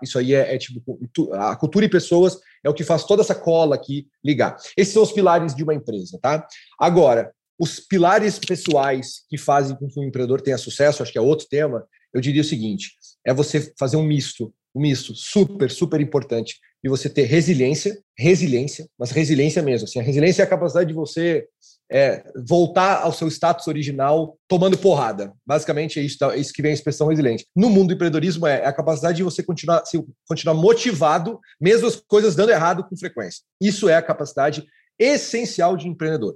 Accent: Santa Maria, Rio Grande do Sul, Brazil; Universidade Federal em Santa Maria, lá da minha cidade

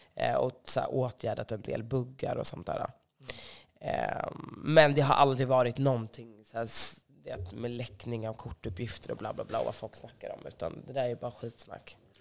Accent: Stockholm, Stockholm County, Sweden; Jag är uppvuxen på Söder

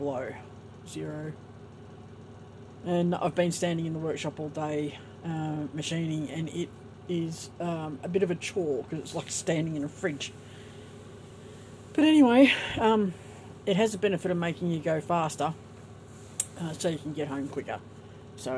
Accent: Australia

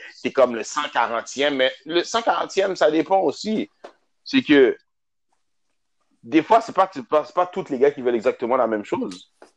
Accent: Montreal, Quebec, Canada; je viens de Montréal

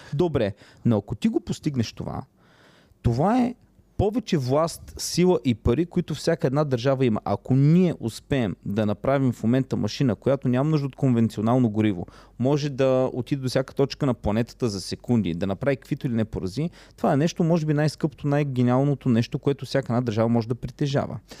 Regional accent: Plovdiv Province, Bulgaria; Аз съм от Плодивчанин.

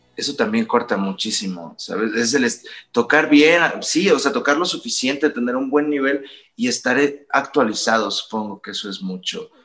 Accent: Los Cabos, Baja California Sur, Mexico; moved away as an adult; now in Mexico City, Mexico; yo soy de una ciudad que se llama Los Cabos, Baja California Sur, que es todo playa y cosa bonita, y luego me vine acá a la Ciudad de México

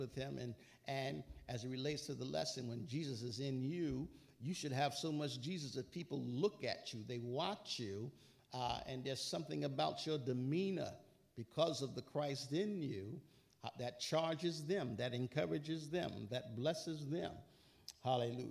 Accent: New York, United States; I'm a New Yorker

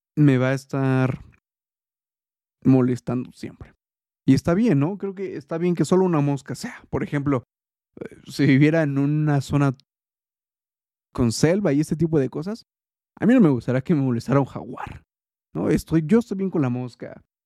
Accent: Mexico; soy eh, mexicano

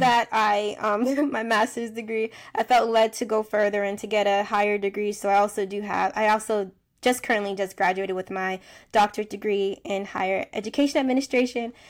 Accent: United States; I'm from the United States

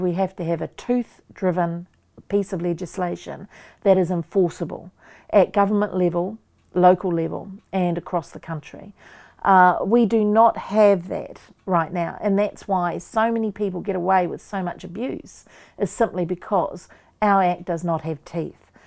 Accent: Waikato, New Zealand; I'm from Waikato, so I'm around Pukiriwa, Werarua Marae.

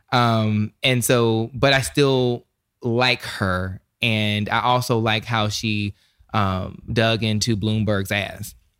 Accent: the South, North Carolina, United States; I'm from the South, so we call it s, a snuff.

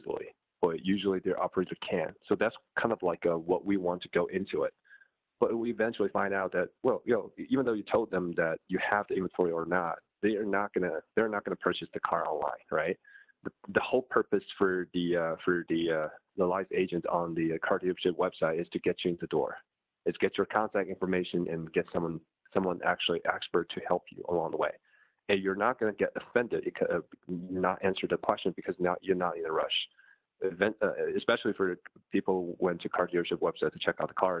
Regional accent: China; moved away as an adult; also born or lived in United States; I'm personally born and raised in China until after my high school

